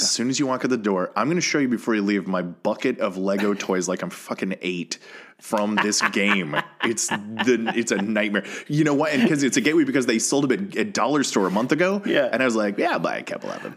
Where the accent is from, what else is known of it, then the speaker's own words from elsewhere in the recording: Colorado, United States; moved away as an adult; now in Los Angeles, United States; I have lived in Colorado growing up, and then I moved